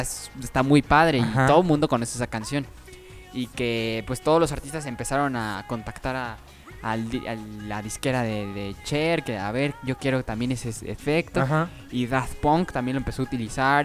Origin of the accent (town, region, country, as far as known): Mexico